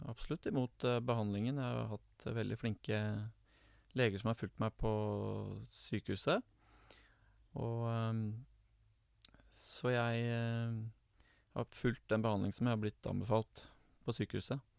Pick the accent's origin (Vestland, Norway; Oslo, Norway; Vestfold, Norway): Oslo, Norway; now in Gjøvik, Norway; Ehm, det er hyggelig jeg er jo fra Oslo. Eh, men jeg bor nå på Gjøvik, og jeg er gift og har to barn.